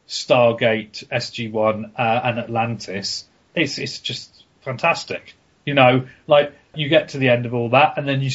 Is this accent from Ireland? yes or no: yes; Ireland; I'm Irish. That means I only have the …, and I listen to all of it all the time.